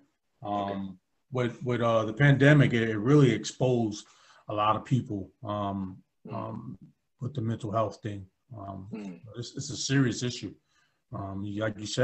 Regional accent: Albany, United States; growing up in Albany

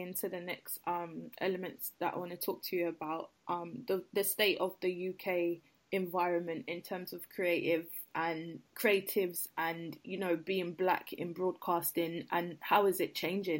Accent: Jamaica; It's the same because I'm Jamaican and fair.

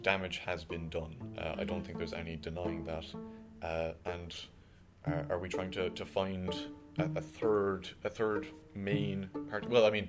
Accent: Tipperary, Munster, Ireland; I'm from Tipperary.

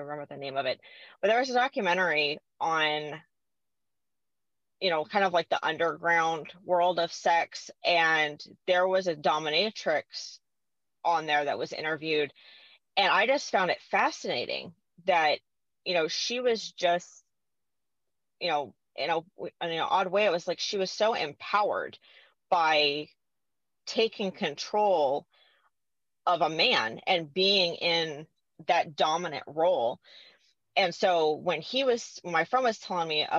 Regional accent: California, United States; moved away; I'm originally from California

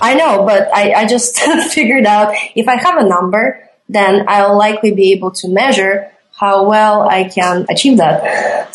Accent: Riga, Latvia; moved away as an adult; I'm originally from Riga, Latvia

